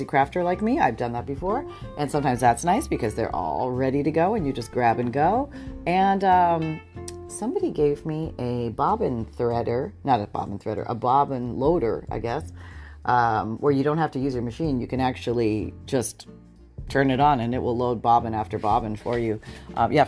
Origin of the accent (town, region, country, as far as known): Canada; moved away as an adult; now in United States